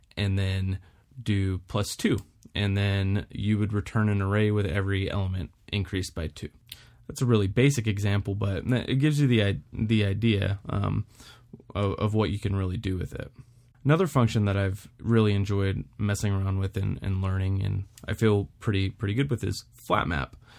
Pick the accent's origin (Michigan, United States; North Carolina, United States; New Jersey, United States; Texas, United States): Texas, United States; Houston; moved away as an adult; also born or lived in Wyoming / Florida; I was born and raised in Houston, Texas